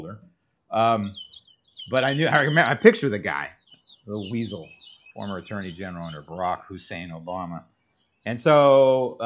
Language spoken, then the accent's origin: English; San Francisco, California, United States; moved away; I grew up in San Francisco